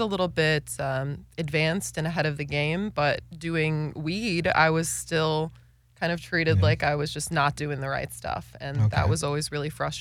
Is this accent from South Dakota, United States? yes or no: no; Wisconsin, United States; moved away; Very rural Wisconsin. Very small town Wisconsin